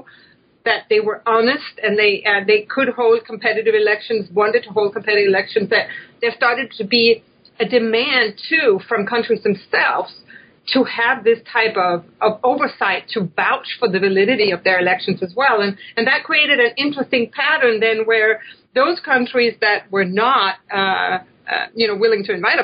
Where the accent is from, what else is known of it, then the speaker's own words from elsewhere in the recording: Denmark; now in United States; I'm from Denmark